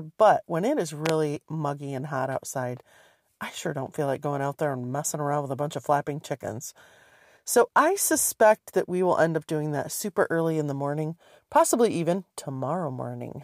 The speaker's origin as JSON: {"language": "English", "region": "Michigan", "country": "United States", "tie": "born or raised there", "moved": "yes", "said": "when I was growing up in Michigan"}